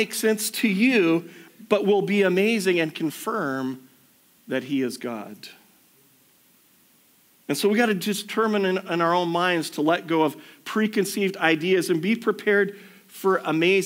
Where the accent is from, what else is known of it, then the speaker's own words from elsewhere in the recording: United States; moved away; I grew up in the States, everything used to be drive-through banking where I grew up.